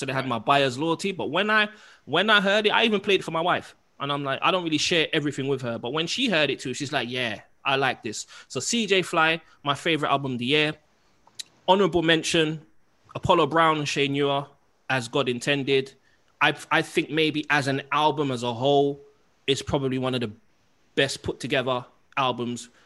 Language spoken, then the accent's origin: English; London, United Kingdom; me growing up in Kensal Rise and Harlesden